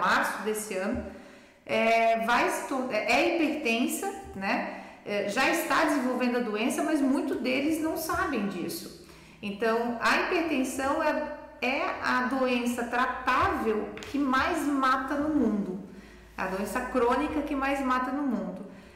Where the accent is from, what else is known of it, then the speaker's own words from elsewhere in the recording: Brusque, Santa Catarina, Brazil; moved away as an adult; also born or lived in Florianópolis / Rio de Janeiro; now in Rio do Sul, Brazil; sou brusquense